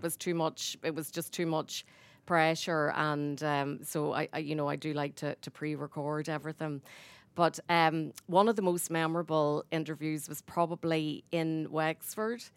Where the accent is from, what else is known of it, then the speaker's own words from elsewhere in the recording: Ballymena, Northern Ireland, United Kingdom; moved away as an adult; now in Newcastle West, Ireland; I'm from Ballymena